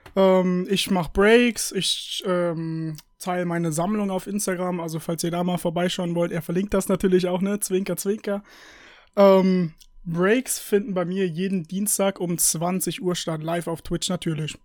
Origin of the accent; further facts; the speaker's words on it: United States; ich bin Amerikaner und äh, mein Opa ist halt auch Amerikaner